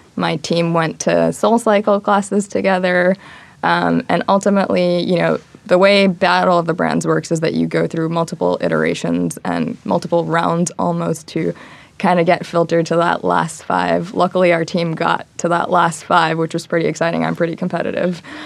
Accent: Long Island, New York, United States; I'm originally from Long Island, grew up in New York

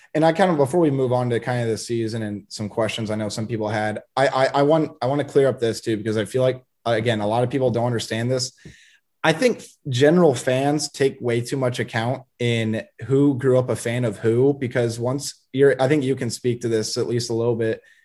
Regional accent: Sioux City, Iowa, United States; also born or lived in Nebraska; I was born in Sioux City

